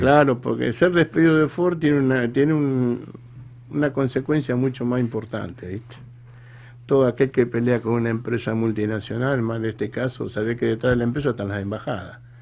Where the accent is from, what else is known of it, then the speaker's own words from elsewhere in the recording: Tigre, Buenos Aires Province, Argentina; also born or lived in Salta; Yo soy oriundo acá de Tigre, Carupa Vieja y Peligro